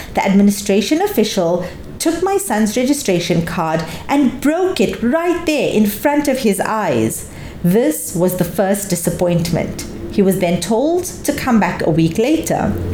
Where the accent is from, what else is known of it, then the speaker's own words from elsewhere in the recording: Lebanon; I was born in Lebanon and I consider Lebanon to be my country